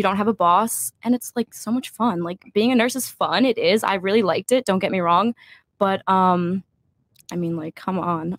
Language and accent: English; New Jersey, United States; I am from Jersey.